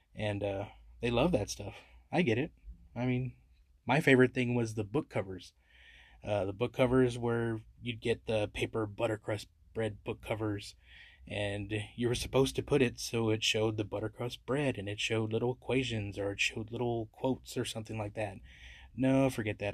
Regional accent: San Antonio, Texas, United States; I love my city, it's my hometown

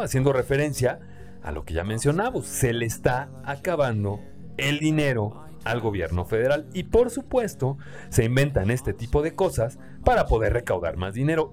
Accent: Mexico; nosotros como mexicanos

